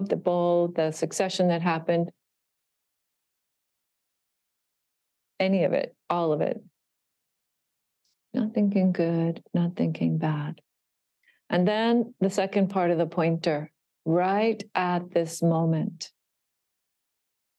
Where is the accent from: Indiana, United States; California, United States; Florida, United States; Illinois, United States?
Florida, United States; Miami Beach; I was born in Miami Beach